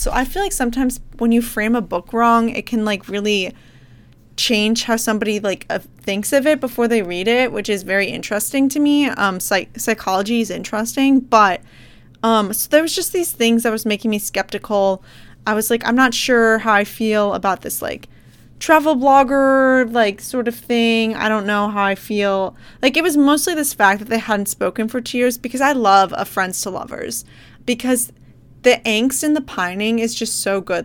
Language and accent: English; Midwest, United States; moved away as an adult; I'm from the Midwest